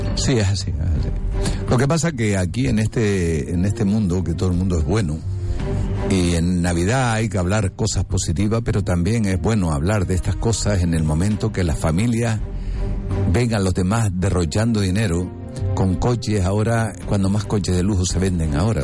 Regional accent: Canary Islands, Spain; el canario cada vez está siendo más marginado

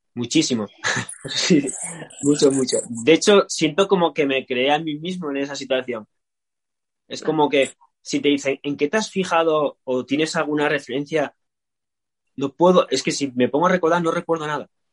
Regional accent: Asturias, Spain; soy de Asturias

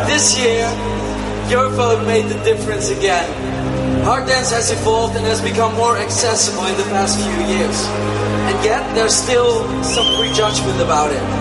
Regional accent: Netherlands; I'm from Holland.

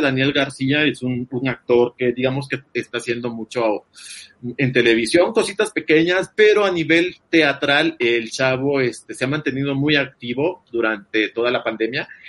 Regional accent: El Salvador; yo que soy salvadoreño

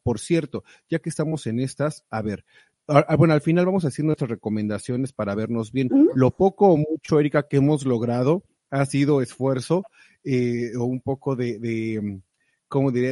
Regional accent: Mexico; moved away; allá en México, de donde soy oriundo

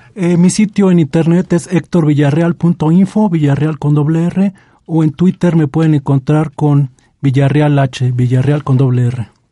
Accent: Mexico; se nos inculcó en la primaria como parte de nuestra formación e identidad como mexicanos

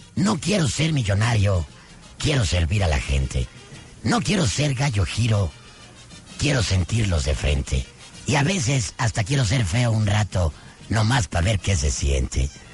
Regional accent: Nicaragua; moved away; yo nací en Nicaragua

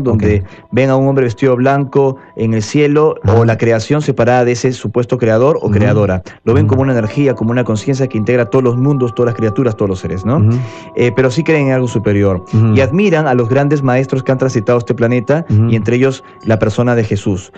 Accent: Peru; moved away as an adult; also born or lived in Pueblo Libre, Lima; now in Buenos Aires, Argentina; yo también fui criado en Perú

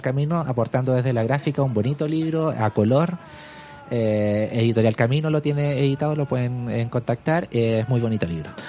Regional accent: Santiago, Santiago Metropolitan Region, Chile; yo soy de Santiago, de hecho soy de la zona norte de Santiago

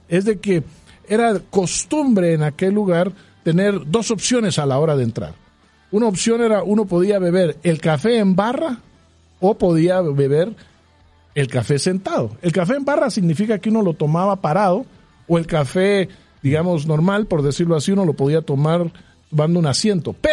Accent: Guatemala; siendo nosotros guatemaltecos y por definición siendo nosotros un país cafetalero

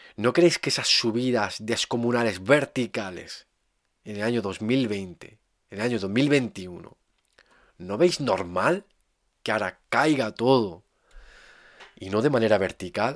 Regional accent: Andalusia, Spain; mi paisano Federico García Lorca

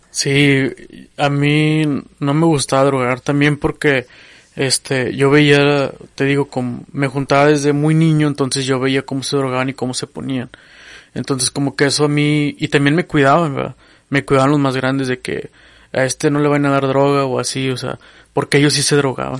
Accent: General Escobedo, Nuevo León, Mexico; mi infancia fue pues como otras, ¿verdad? en el barrio, ¿verdad? Yo vengo de la colonia Nueva Esperanza en Escobedo, ¿verdad? Ya límites con Monterrey

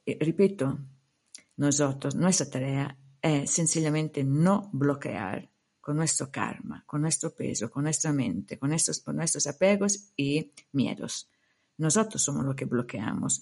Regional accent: Italy; Spanish is a second language; moved away; also born or lived in India; mi país de origen

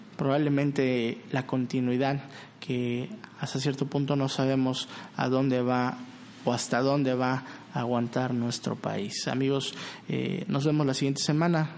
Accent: Mexico; como mexicanos

